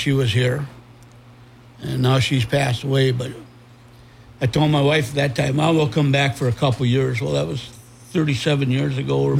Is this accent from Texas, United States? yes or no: no; Faribault, Minnesota, United States; I was born and raised here in Faribault.